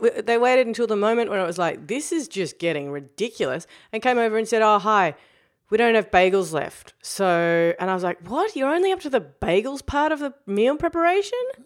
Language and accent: English; New Zealand; now in Melbourne, Australia; I'm a Kiwi now. I'm always a try-hard Kiwi who's pretending to be a Kiwi the rest of the time.